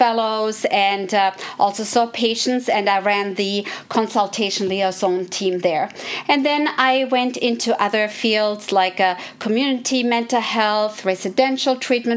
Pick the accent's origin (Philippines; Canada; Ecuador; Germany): Germany; moved away as an adult; also born or lived in Philadelphia, Pennsylvania, United States; now in United States; I grew up in Germany